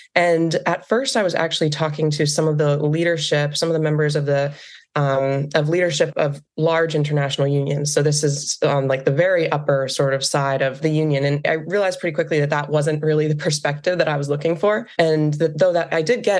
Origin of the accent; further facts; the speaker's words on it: Western Pennsylvania, United States; growing up in Western Pennsylvania